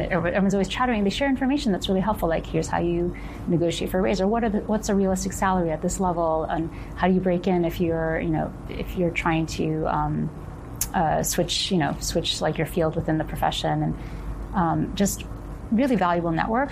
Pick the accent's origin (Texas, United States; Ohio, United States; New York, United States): Ohio, United States; moved away; I grew up in Ohio